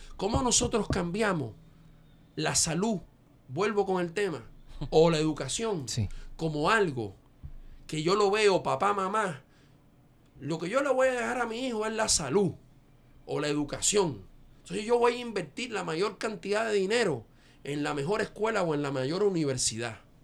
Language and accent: Spanish; Dominican Republic